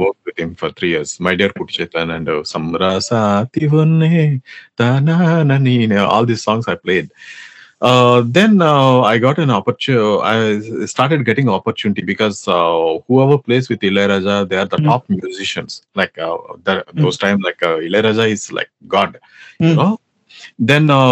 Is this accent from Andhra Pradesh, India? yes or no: yes; Andhra Pradesh, India; first language Telugu; English is a second language; my mother tongue is Telugu, basically. I'm from Andhra Pradesh